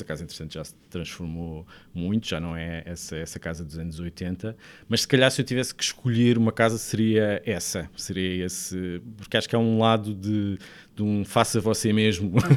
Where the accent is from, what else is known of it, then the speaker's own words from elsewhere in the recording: Sesimbra, Setúbal, Portugal; also born or lived in Lisbon; Eu sou de Sesimbra, nasci em Lisboa, mas sempre vivi em, em, em Sesimbra